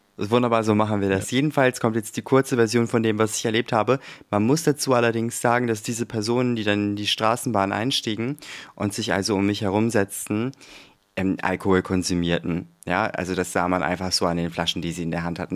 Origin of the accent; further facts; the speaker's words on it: Germany; ich bin ja auch deutsch, bin ja hier auch geboren, meine Eltern ja auch, aufgewachsen